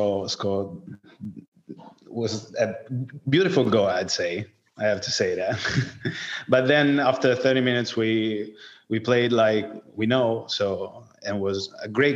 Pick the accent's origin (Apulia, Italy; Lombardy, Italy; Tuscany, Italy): Tuscany, Italy; English is a second language; moved away as an adult; also born or lived in Florence; now in Liguria, Italy; I'm 27, and I'm from Tuscany, but I live in Liguria, that is near Tuscany.